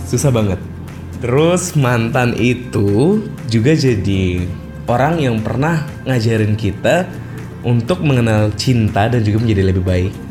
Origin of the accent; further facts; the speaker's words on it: Mataram, West Nusa Tenggara, Indonesia; Saya asal dari Mataram, Pulau Lombok, Nusa Tenggara Barat. Saya 23 tahun dan saya seorang jomblo.